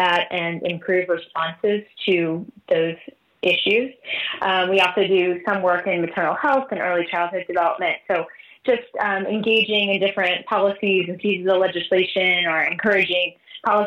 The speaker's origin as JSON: {"language": "English", "town": "Virginia Beach", "region": "Virginia", "country": "United States", "tie": "born or raised there", "moved": "yes", "lives_now": "Washington, D.C., United States", "said": "I grew up in Virginia Beach, Virginia"}